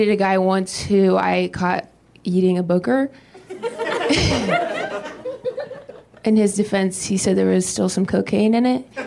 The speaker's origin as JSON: {"language": "English", "town": "Dayton", "region": "Ohio", "country": "United States", "moved": "yes", "lives_now": "Los Angeles, United States", "said": "I am from Dayton, Ohio."}